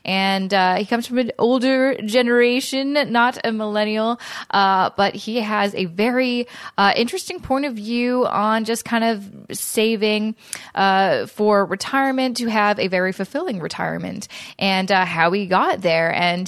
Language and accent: English; West Coast, Canada; now in Toronto, Canada; And I'm originally from the West Coast. Then I moved to Toronto. And I don't know. It's kind of a mesh of both those accents. But it's not super Canadian, I'd say.